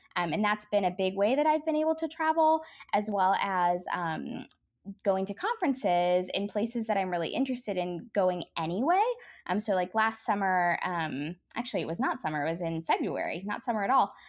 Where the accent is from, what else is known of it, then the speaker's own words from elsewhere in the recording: United States; also born or lived in Belfast; as an American